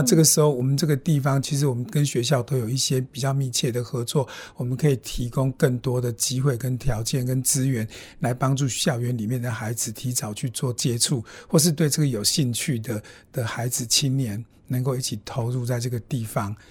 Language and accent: Chinese; Yuli, Hualien County, Taiwan; 我在玉里镇出生长大